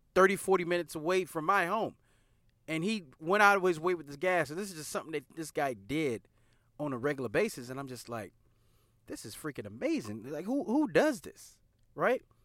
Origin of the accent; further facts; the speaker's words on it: the South, United States; we're from the South